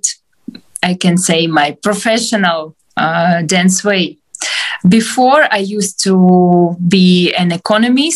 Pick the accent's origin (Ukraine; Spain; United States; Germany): Ukraine; Donetsk, Donetsk Oblast; English is a second language; moved away as an adult; also born or lived in Shanghai / Kyiv; now in Lviv, Ukraine; originally I'm from Donetsk. It's eastern part of Ukraine, and I moved from Donetsk from 2014